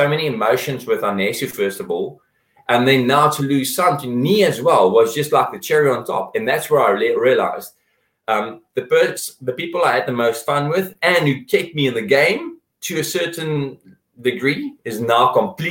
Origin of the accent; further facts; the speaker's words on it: South Africa; we're South African